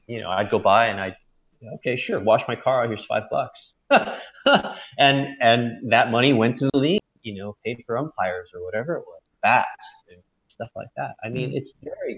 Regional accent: United States; when we were growing up in the States

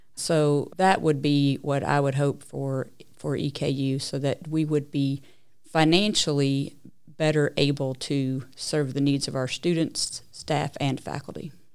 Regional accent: Lexington, Kentucky, United States; also born or lived in Tucson, Arizona / Papua New Guinea; now in Richmond, United States; I really grew up most of my life in Lexington, Kentucky

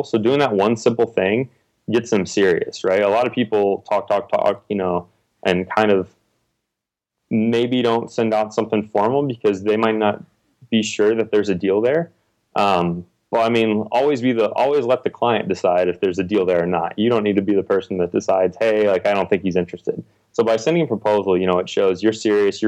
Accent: Texas, United States; also born or lived in Indiana; now in Austin, United States; I'm from Texas originally

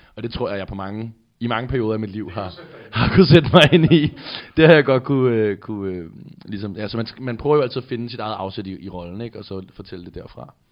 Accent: Amager, Capital Region of Denmark, Denmark; jeg voksede op på Amager

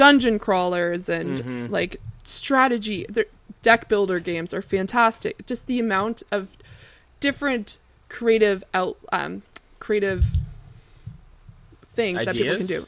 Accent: Canada; as a Canadian

